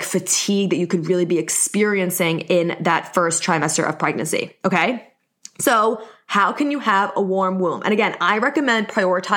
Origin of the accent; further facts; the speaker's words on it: New York, United States; accent: New York; I'm in New York, if you couldn't tell by my accent